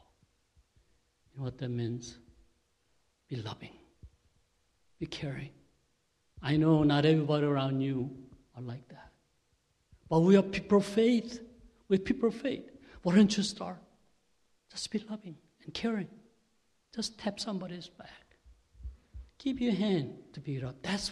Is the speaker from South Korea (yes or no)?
yes; South Korea; accent: Korean; English is a second language; my Korean accent.